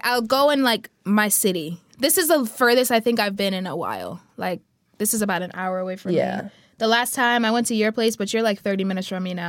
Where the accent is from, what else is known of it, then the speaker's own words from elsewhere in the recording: Jamaica; now in South Korea; I'm Jamaican.